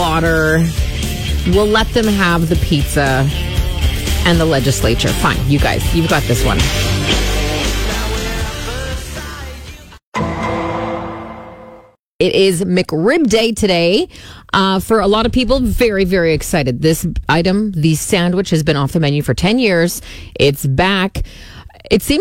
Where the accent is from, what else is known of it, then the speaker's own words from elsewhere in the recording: Saskatoon, Saskatchewan, Canada; when I was growing up in Pacific Heights, there was a Venice House on 22nd Street